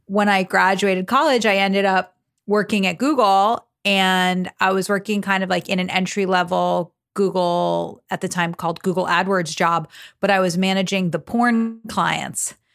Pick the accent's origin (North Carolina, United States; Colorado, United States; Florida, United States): Florida, United States; South; I'm thirty-three years old and I'm from South Florida